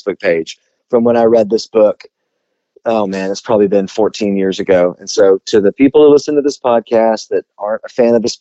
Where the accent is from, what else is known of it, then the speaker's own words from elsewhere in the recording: the South, United States; we're from the South